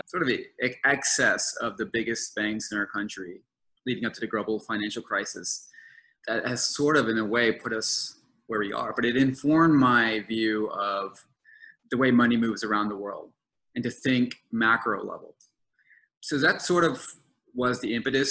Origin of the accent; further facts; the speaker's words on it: New Orleans, Louisiana, United States; I am currently in my hometown of New Orleans, riding out this pandemic